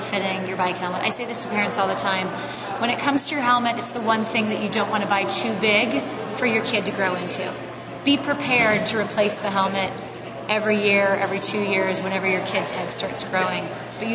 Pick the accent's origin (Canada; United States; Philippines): United States; Roseville, California; I'm from Northern California